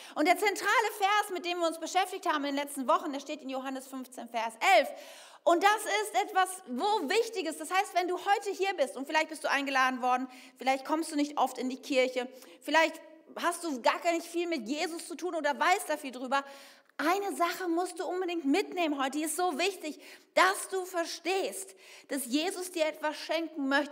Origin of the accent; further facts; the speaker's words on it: Bergisches Land, North Rhine-Westphalia, Germany; Ich bin im Bergischen Land aufgewachsen